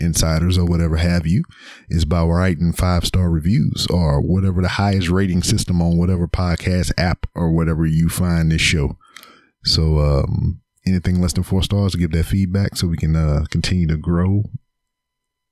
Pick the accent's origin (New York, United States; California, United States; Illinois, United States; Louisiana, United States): Louisiana, United States; Lake Charles; now in Houston, United States; my hometown of Louisiana in Lake Charles